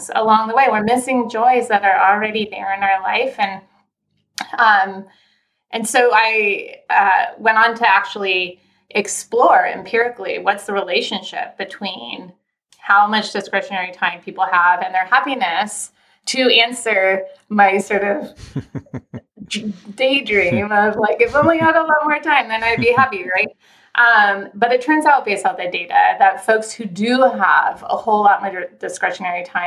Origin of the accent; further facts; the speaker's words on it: Southern California, United States; moved away as an adult; also born or lived in Philadelphia; I am from Southern California originally. So I grew up in sunshine